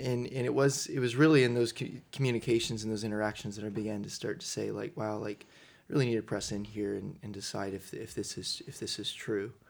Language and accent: English; Southern Indiana, United States; also born or lived in Louisville, Kentucky; originally, uh, grew up in, in southern Indiana